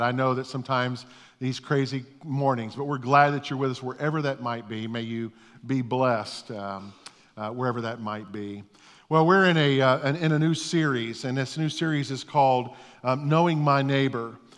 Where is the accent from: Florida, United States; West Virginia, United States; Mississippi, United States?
Florida, United States; Orlando; I grew up in East Orlando